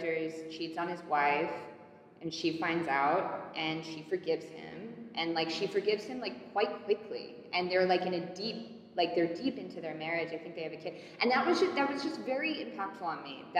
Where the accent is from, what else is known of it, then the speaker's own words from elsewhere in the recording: London, United Kingdom; moved away; I grew up in London